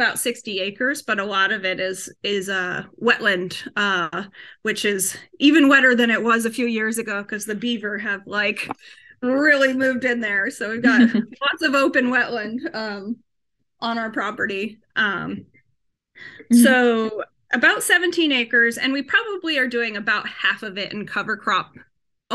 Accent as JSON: {"language": "English", "region": "New Hampshire", "country": "United States", "tie": "born or raised there", "also_born_or_lived": "Massachusetts", "moved": "as an adult", "lives_now": "New York, United States", "said": "when I was 10, we moved from Massachusetts to New Hampshire. So I'm not from New York, but I have lived here for more than 20 years now. But we moved to New Hampshire to a farm"}